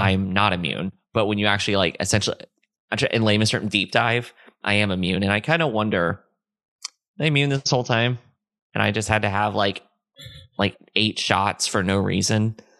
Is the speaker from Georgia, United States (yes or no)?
no; Florida, United States; moved away; also born or lived in Orlando / Tampa; I lived in Florida when Hurricane Charlie hit. It hit my hometown directly